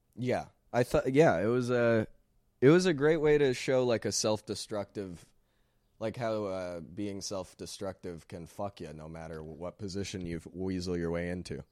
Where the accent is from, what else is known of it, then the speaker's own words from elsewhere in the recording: Sherwood Park, Alberta, Canada; I'm from Sherwood Park